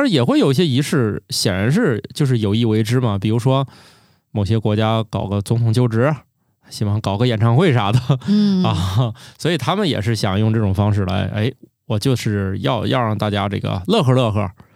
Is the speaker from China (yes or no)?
yes; China; 我们中国人